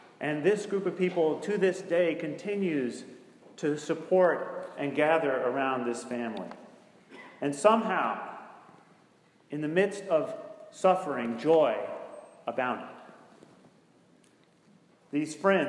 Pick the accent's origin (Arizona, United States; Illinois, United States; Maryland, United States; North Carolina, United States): North Carolina, United States; Greensboro; Greensboro, North Carolina, which is my hometown